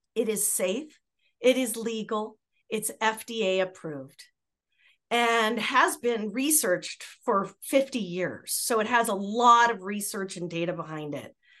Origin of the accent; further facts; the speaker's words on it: Southern California, United States; I had had a history back when I was a little girl, you know, with growing up in Southern California